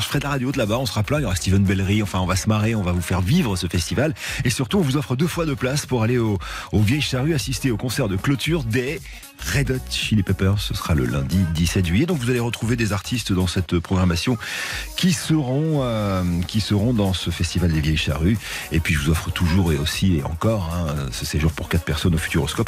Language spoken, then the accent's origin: French; Bordeaux, Nouvelle-Aquitaine, France; je suis tellement de Bordeaux